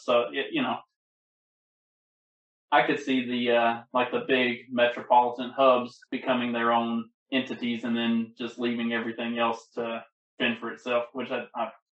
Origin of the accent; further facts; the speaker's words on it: Kentucky, United States; accent: country; also born or lived in Arkansas / Mississippi / Louisiana; now in Indiana, United States; I'm in Indiana and I'm from Kentucky, this part of the world is a lot different from Arkansas, Mississippi, Louisiana, where I also lived for a long time.